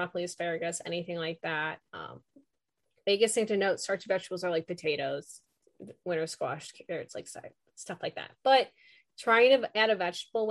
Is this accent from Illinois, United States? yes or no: yes; Chicago, Illinois, United States; I have been born and raised in the Chicago area